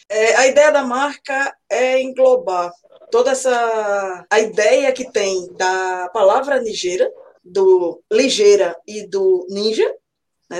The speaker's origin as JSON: {"language": "Portuguese", "town": "Recife", "region": "Pernambuco", "country": "Brazil", "tie": "born or raised there", "moved": "yes", "lives_now": "Auckland, New Zealand", "said": "sou natural de Recife, Pernambuco. Hoje estou morando na Nova Zelândia, mais precisamente em Auckland"}